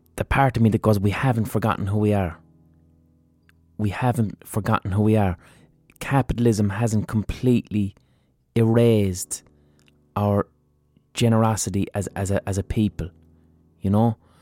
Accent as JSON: {"language": "English", "country": "Ireland", "said": "as Irish people"}